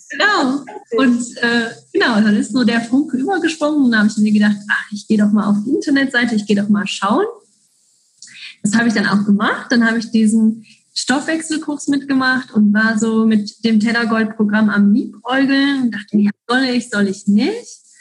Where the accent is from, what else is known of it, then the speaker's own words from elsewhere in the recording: German-speaking part of Belgium, German-speaking Community of Belgium, Belgium; accent: Hochdeutsch; now in Switzerland; Ich komme ursprünglich aus Belgien, dem deutschsprachigen Teil in Belgien, deshalb auch mein Hochdeutsch sozusagen